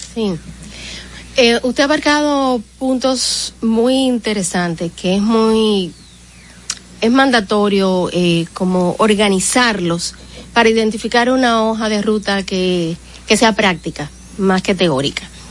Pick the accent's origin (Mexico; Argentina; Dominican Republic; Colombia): Dominican Republic; como dominicanos